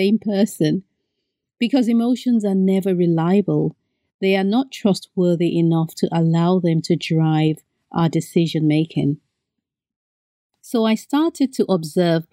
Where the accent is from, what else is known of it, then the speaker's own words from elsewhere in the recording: Benin; moved away; I grew up in Benin and we're surrounded by a lot of land and a lot of sun.